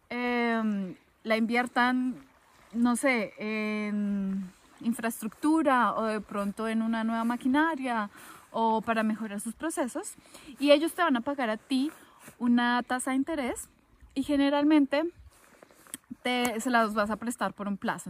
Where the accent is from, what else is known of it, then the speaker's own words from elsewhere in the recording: Colombia; yo vengo de Colombia